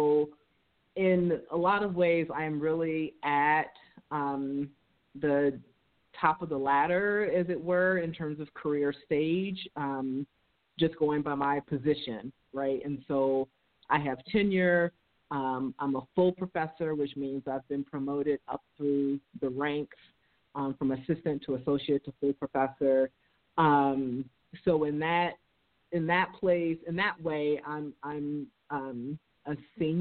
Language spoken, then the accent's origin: English; New York City, New York, United States; accent: New York; I grew up in Harlem in New York City. And probably at some point during the interview, my New York accent will probably come out